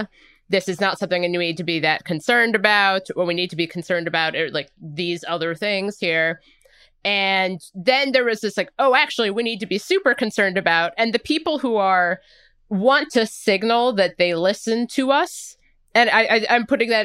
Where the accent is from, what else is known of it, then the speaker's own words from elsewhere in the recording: United States; I'm going to intentionally go to Red Robin and eat a burger because I'm an American.